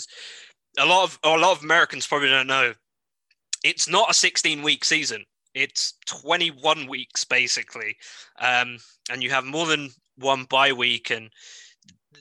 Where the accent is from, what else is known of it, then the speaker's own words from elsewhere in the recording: United Kingdom; my home country, the UK